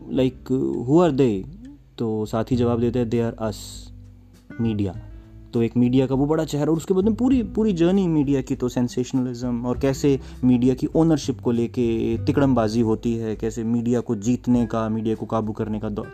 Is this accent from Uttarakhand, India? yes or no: no; Haryana, India; हमारे हरियाणा में